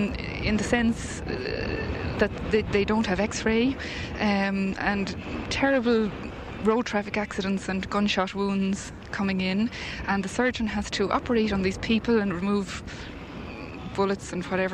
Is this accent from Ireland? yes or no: yes; Dublin, County Dublin, Ireland; now in Naas, Ireland; I'm from Dublin, living in Naas.